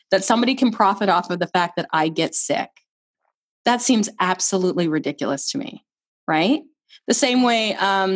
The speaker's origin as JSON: {"language": "English", "country": "Canada", "also_born_or_lived": "Barbados", "said": "As a Canadian"}